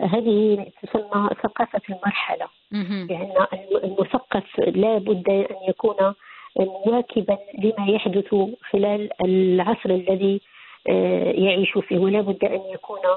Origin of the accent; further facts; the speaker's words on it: Tetouan, Tanger-Tetouan-Al Hoceima, Morocco; وأنا بنت مدينة تطوان